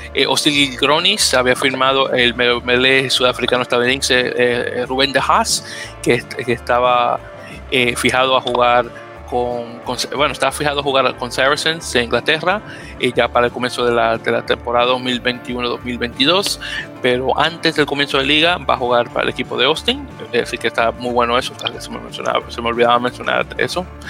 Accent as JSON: {"language": "Spanish", "country": "Dominican Republic"}